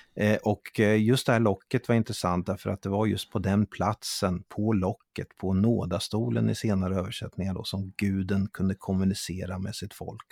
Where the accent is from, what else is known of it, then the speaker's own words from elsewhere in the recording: Italy; now in Sweden; när jag växte upp i Italien